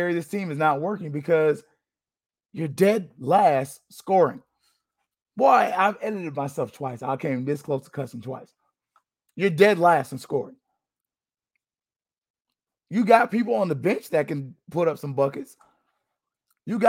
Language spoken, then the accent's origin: English; Florida, United States; I'm from Florida